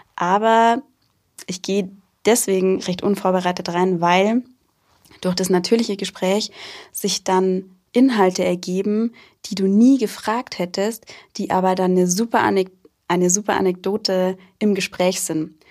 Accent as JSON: {"language": "German", "town": "Rosenheim", "region": "Bavaria", "country": "Germany", "tie": "born or raised there", "said": "gebürtig aus Rosenheim und auch noch immer sehr verwurzelt mit Rosenheim"}